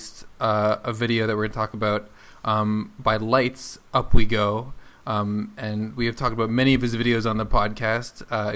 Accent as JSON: {"language": "English", "country": "Canada", "moved": "yes", "lives_now": "United States", "said": "I am Canadian, living in the United States"}